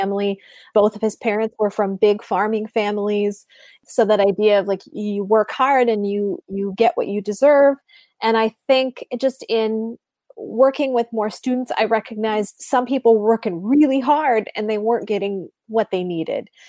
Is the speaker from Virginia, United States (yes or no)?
no; Sheboygan, Wisconsin, United States; moved away as an adult; also born or lived in Green Bay, Wisconsin; now in Richmond, United States; I grew up in Sheboygan, Wisconsin